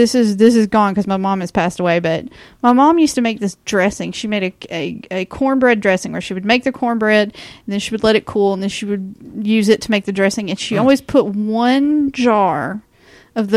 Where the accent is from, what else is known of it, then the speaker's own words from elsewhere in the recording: the South, United States; also born or lived in Zephyrhills, Florida; I'm from the South